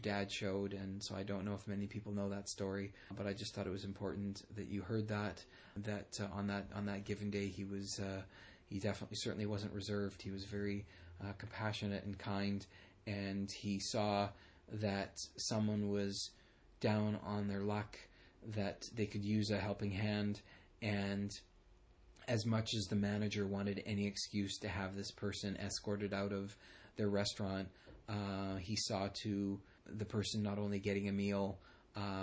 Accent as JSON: {"language": "English", "town": "Burnaby", "region": "British Columbia", "country": "Canada", "tie": "born or raised there", "said": "we grew up in Burnaby, I lived further east from your dad"}